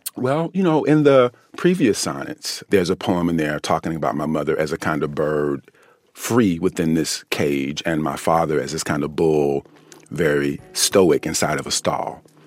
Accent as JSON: {"language": "English", "country": "United States", "said": "as an American"}